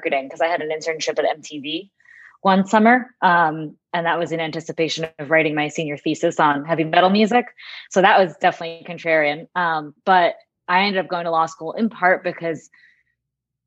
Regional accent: Northeast, United States; moved away as an adult; also born or lived in Manhattan, New York; now in Jacksonville, United States; I grew up in the Northeast

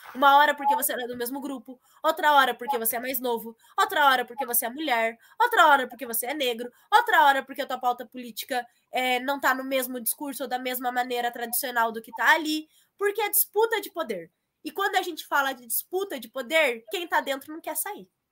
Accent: Assis, São Paulo, Brazil; now in Curitiba, Brazil; A minha família é do interior, né? Nós somos de Assis

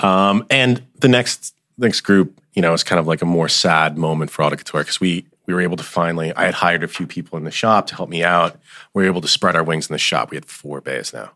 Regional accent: Allendale, New Jersey, United States; I grew up in Allendale

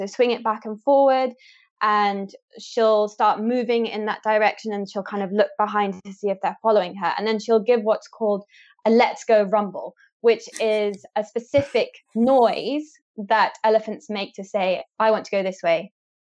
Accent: Kenya; I was born and raised in Kenya, where my parents studied and continue to study elephant communication and behavior.

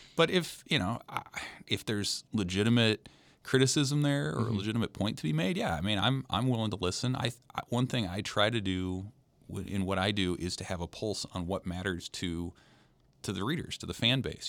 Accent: Lincoln, Nebraska, United States; I'm from Lincoln, grew up, went to Lincoln Southeast

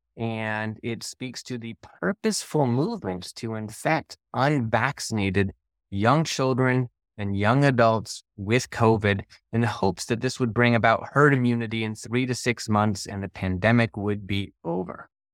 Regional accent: Gainesville, Florida, United States; moved away; I grew up in Gainesville

